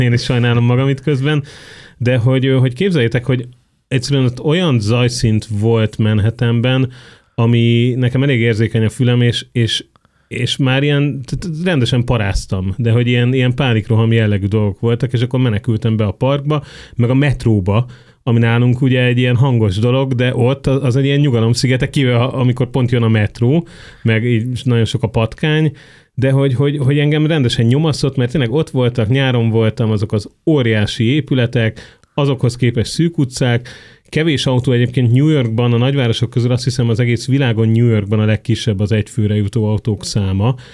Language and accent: Hungarian; Budapest, Hungary